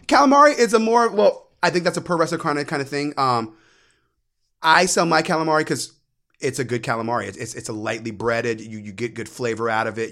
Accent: United States; also born or lived in New York; now in Florida, United States; I was raised right outside of D C

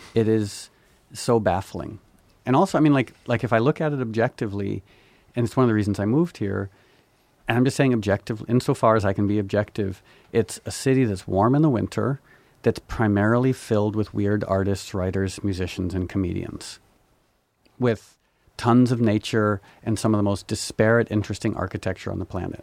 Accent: New York, United States; I was born in New York

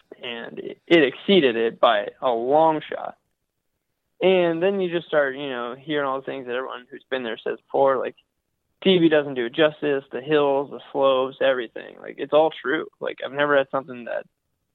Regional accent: Columbus, Ohio, United States; moved away; I grew up in Columbus, Ohio

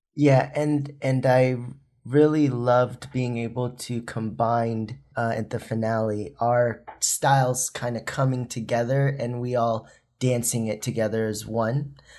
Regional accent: Philippines; moved away; I was born in the Philippines

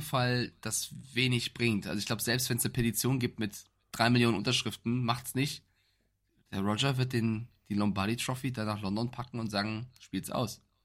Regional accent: Germany; Ich als Europäer, als Deutscher

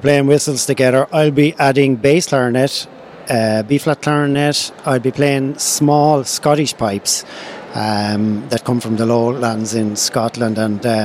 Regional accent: Gorey, Leinster, Ireland; When I was growing up in Gorey as a kid playing music

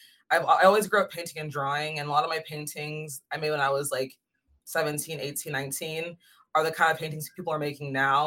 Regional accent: Goodyear, Arizona, United States; now in Los Angeles, United States; I'm from Phoenix, but not really Phoenix. It's like a little bit outside of Phoenix. It's called Goodyear

